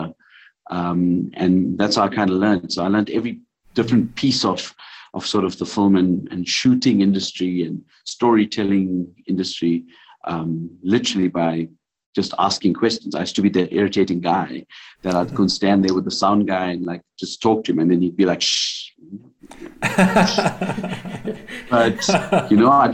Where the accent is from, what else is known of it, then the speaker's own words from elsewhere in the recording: South Africa; being a South African in this industry